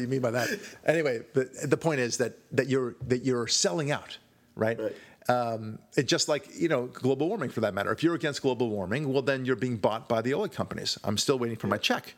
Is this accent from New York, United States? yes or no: no; California, United States; I'm Jewish or because I'm white or because I'm from California